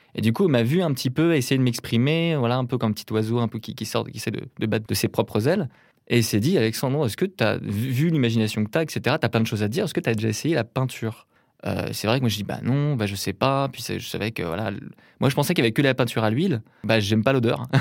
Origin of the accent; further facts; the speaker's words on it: a small town in Brittany north of Rennes, France; je viens d'une petite ville de Bretagne, au nord de Rennes, qui s'appelle Béton